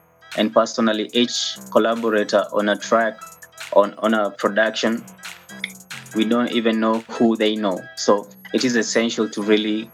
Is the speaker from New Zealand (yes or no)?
no; Kenya; also born or lived in Ruiru, Kenya; I'm a Kenyan national. I live in Ruiru, Kenya